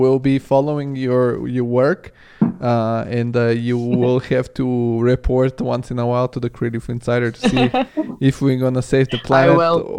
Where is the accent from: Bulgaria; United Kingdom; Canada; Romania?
Bulgaria; English is a second language; also born or lived in Italy; now in Germany; because I come from Bulgaria originally, and I come, and it's not so different than Serbia. And now I live in Germany, and I've lived in Italy.